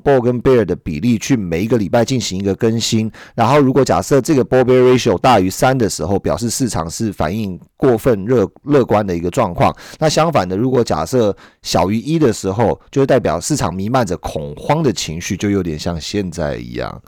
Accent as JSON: {"language": "Chinese", "country": "Taiwan", "tie": "born or raised there", "said": "我们生在台湾"}